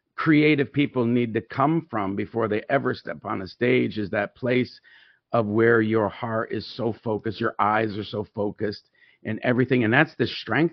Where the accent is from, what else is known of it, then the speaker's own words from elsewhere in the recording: Tyendinaga Mohawk Territory, Ontario, Canada; As many of you know, that I'm a Mohawk. I was raised on the Tandanega Mohawk territory